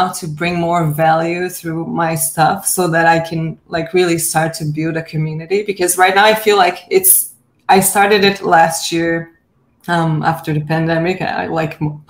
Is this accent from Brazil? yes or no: yes; Brazil; now in Canada; I'm from Brazil, but I live in Canada now.